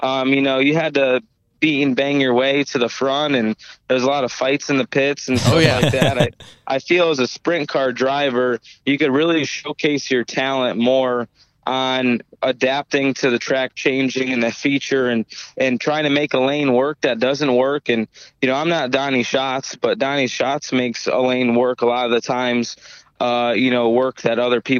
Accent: Connecticut, United States; I'm from Connecticut. I'm not from Ohio. I'm not from California. I'm not from Pennsylvania. You know, I'm not from these hotbeds of sprint car racing. So I guess I have a little bit of a different outlook and was raised different

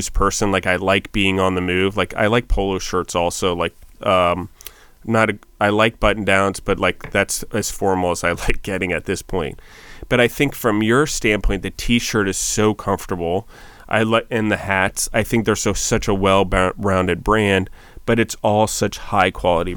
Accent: Maryland, United States; also born or lived in New York City; I was from Maryland, Washington. I'm kind of a redneck. Grew up on a farm

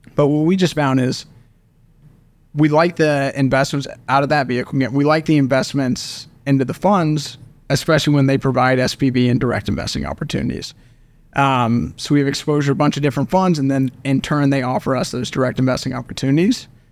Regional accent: Oklahoma City, Oklahoma, United States; born and raised in Oklahoma City

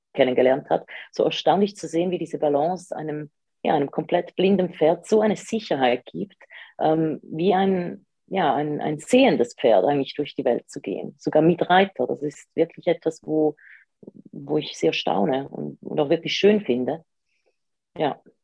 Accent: Switzerland; accent: Swiss; komme ich aus der Schweiz, deswegen ein bisschen der, ja, der Akzent.

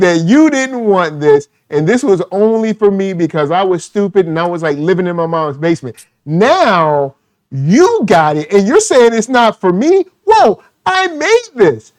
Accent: Virginia, United States; I grew up in Virginia

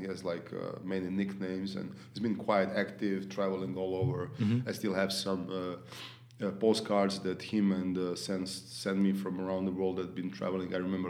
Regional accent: Zagreb, City of Zagreb, Croatia; Yeah. Born and raised, yes.

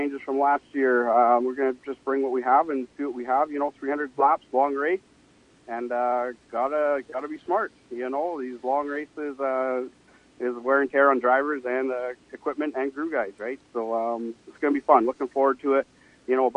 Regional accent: Quesnel, British Columbia, Canada; I'm from Quesnel here, Central Interior.

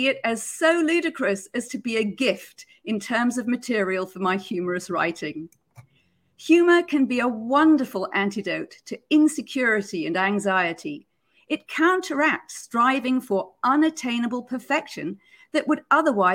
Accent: United Kingdom; Growing up in Britain, I was brought up on Monty Python's Flying Circus

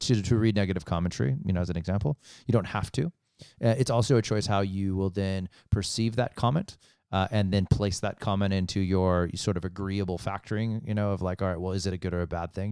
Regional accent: United States; being an American, uh, in growing up in the States

